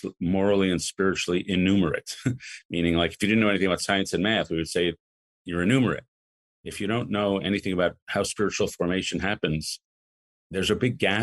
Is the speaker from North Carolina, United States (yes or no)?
no; New York City, New York, United States; also born or lived in Chicago; I grew up in Lower Manhattan